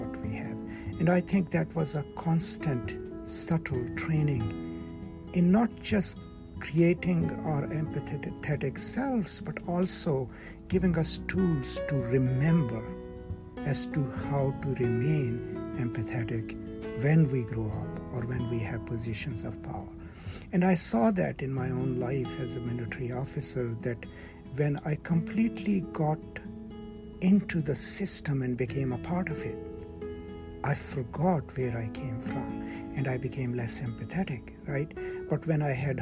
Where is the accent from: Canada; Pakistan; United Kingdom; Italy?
Pakistan; I come from Pakistan, from a rural culture